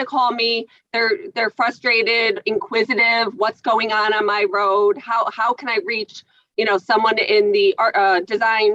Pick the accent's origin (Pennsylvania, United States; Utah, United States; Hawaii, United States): Pennsylvania, United States; Scranton; also born or lived in Throop, Pennsylvania; I am born and raised in West Scranton, and now I live in Troop